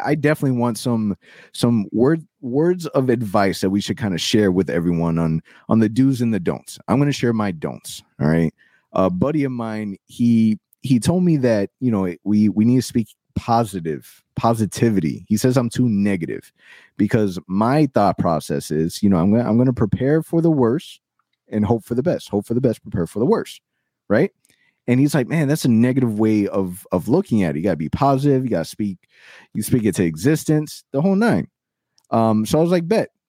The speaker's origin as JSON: {"language": "English", "town": "Orlando", "region": "Florida", "country": "United States", "tie": "born or raised there", "said": "I was born and raised in Orlando"}